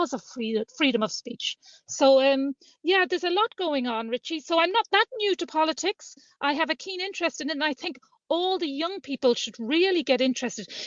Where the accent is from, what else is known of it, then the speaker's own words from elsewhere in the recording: Sligo, Connacht, Ireland; also born or lived in London; I was born in London to an Irish mum, and mum brought us back as a child, brought us back home to Sligo to live